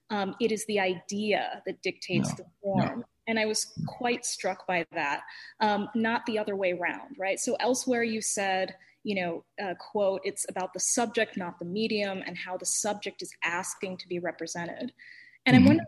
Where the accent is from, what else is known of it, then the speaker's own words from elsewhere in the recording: London, United Kingdom; I spent some time growing up in London